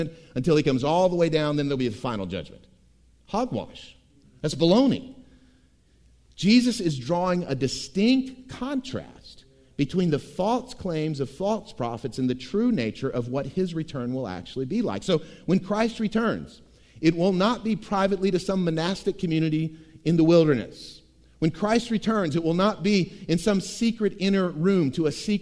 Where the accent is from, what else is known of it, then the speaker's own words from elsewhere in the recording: Tampa, Florida, United States; growing up in Tampa, Florida